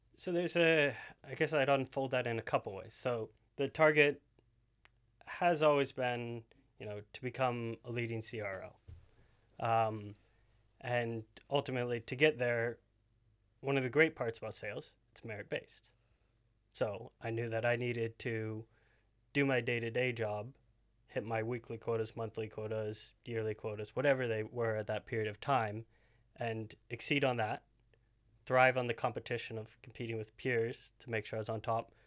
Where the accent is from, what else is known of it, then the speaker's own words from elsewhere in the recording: New Hampshire, United States; moved away as an adult; I'm, I'm originally from New Hampshire, so East Coast, completely different side of the country